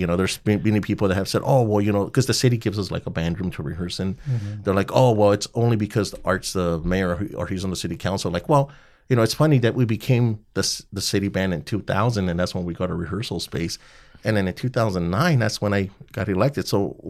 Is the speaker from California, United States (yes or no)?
yes; Montebello, California, United States; everybody knows we're from Montebello